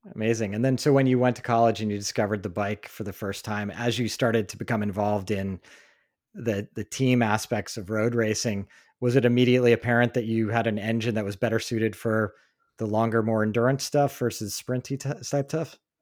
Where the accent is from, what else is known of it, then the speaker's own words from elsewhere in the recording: East Coast, United States; moved away; growing up on the East Coast